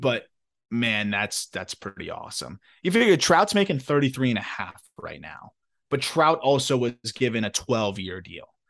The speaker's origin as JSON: {"language": "English", "region": "Florida", "country": "United States", "tie": "born or raised there", "said": "my home state of Florida"}